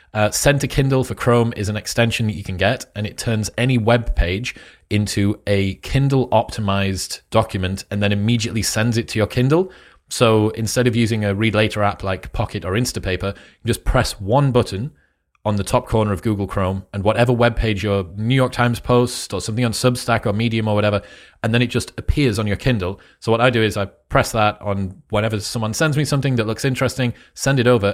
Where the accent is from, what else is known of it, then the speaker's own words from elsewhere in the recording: United Kingdom; also born or lived in Newcastle; I am British